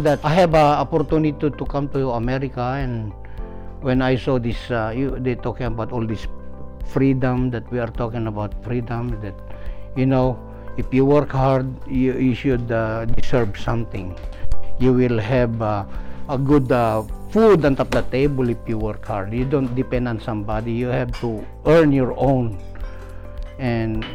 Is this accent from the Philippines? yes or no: yes; Philippines; moved away; I was born in the Philippines